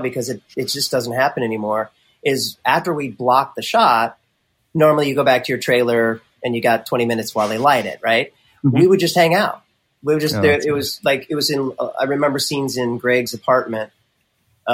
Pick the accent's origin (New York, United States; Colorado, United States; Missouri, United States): Missouri, United States; moved away; I'm from Missouri